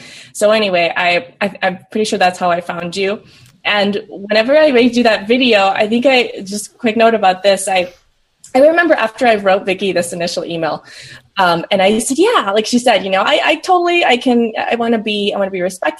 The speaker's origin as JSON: {"language": "English", "region": "Southern United States", "country": "United States", "tie": "born or raised there", "also_born_or_lived": "Peru", "said": "I'm originally from Peru. And moved to the States with my brother and parents when I was really young. So I grew up in the South and the Midwest."}